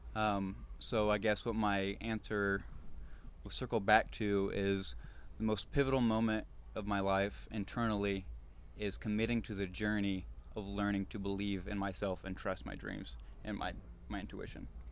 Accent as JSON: {"language": "English", "region": "Indiana", "country": "United States", "moved": "yes", "said": "I'm from Indiana"}